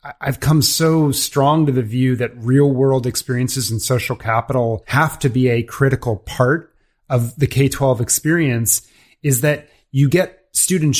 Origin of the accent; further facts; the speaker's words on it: Washington, District of Columbia, United States; I grew up in the Washington DC area